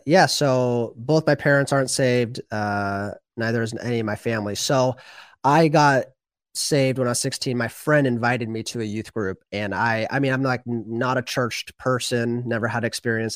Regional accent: the Northwest, Pacific Northwest, United States; also born or lived in Washington State; I'm from the Northwest, like you

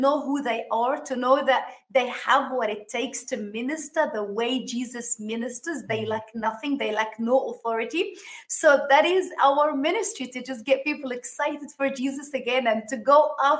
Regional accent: Sydney, New South Wales, Australia; moved away as an adult; now in Miami, United States; I live in Miami, Florida. We came from Sydney, Australia. After living there for like 32 years, God called us to come to the States.

